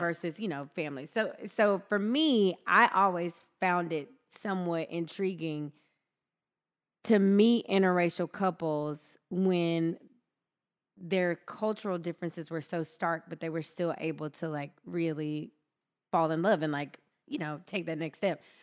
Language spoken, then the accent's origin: English; Deep South, United States; I grew up in the Deep South